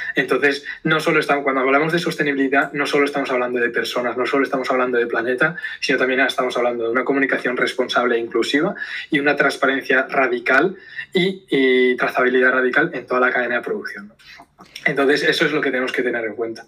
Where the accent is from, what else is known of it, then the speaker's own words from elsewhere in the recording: Zumaia, Basque Country, Spain; soy del, del País Vasco, de Zumaya, de, un pueblo pequeñito aquí en la costa vasca